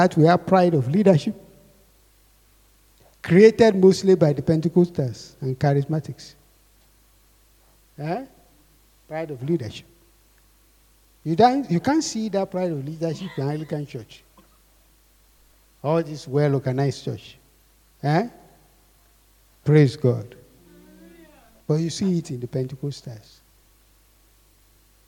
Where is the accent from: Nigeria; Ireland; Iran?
Nigeria; Akure, Ondo; I grew up in Akure